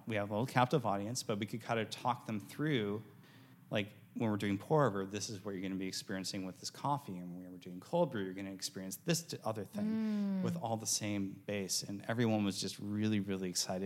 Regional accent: Wisconsin, United States; moved away; I'm originally from Wisconsin, so dairy and cheese flow through my veins

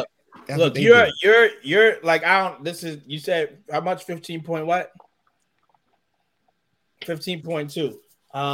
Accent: New York, United States; now in North Carolina, United States; We come from New York. We hustlers.

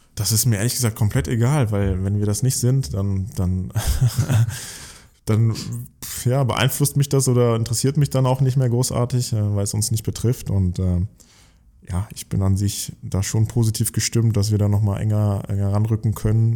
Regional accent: near Giessen, Hesse, Germany; moved away; Ich, ich komme aus der Nähe von Gießen in einem kleinen Dorf und äh, habe wirklich mit fünf, sechs Jahren schon angefangen, Fußball zu spielen mit Freunden auf einem Bolzplatz direkt hinter unserer Wohnung

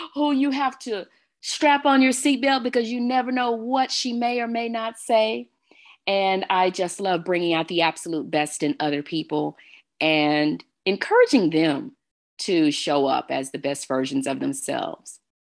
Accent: Texas, United States; now in Arizona, United States; I am an original Texan, if you will. I'm originally from the Lone Star State.

